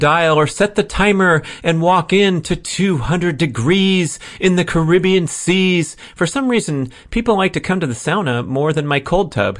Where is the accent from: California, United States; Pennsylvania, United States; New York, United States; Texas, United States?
California, United States; San Fernando Valley; moved away; I was born and raised in the San Fernando Valley